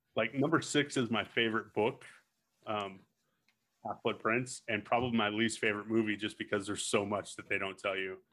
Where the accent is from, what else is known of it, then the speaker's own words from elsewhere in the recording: New Mexico, United States; especially as a small town kid, 'cause, well, I'm from New Mexico, so all of us are a small town, but I'm really from small towns.